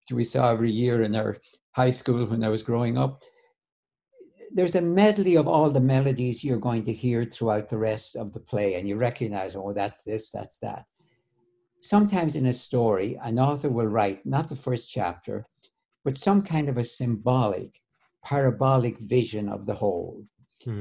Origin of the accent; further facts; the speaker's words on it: Ireland; I grew up in Ireland